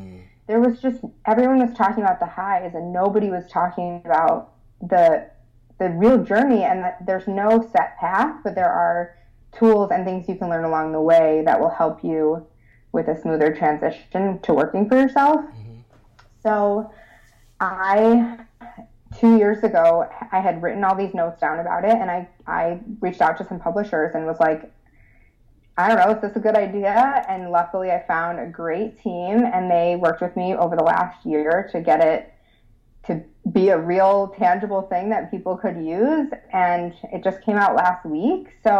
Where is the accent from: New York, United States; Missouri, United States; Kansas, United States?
New York, United States; Rochester; I'm from Rochester. Oh, are you? Yeah. Born and raised.